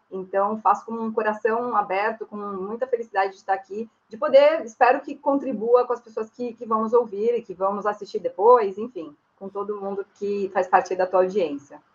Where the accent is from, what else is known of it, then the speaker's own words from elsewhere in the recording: São Bernardo do Campo, São Paulo, Brazil; sou nascida e criada em São Bernardo